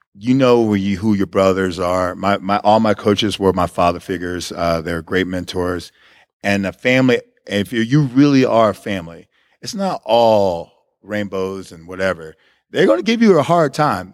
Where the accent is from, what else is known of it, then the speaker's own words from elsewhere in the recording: Hitchcock, Texas, United States; moved away as an adult; also born or lived in Missouri; I was born in Texas City. I grew up in Hitchcock